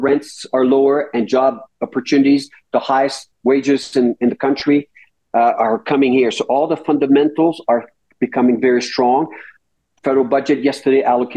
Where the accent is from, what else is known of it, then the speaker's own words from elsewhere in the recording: Rouyn-Noranda, Quebec, Canada; I come from Rouyn-Noranda